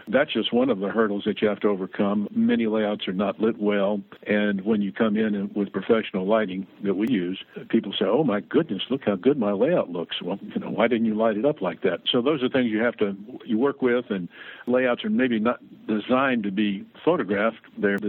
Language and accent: English; Tennessee, United States; moved away; and moved to Milwaukee. And not only was it a cultural shock, but it was a climatic shock because I came from Tennessee.